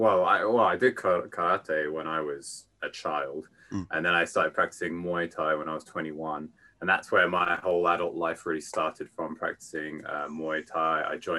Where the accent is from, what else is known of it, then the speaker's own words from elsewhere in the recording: London, United Kingdom; moved away as an adult; also born or lived in Tokyo, Japan; now in Yamanashi, Japan; I'm from London, England, now living in Yamanashi, Japan.